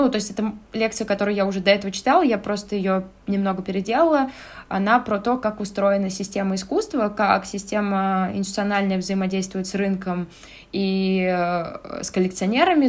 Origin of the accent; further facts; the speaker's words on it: Russia; moved away as an adult; now in Tbilisi, Georgia; мы, э, люди из России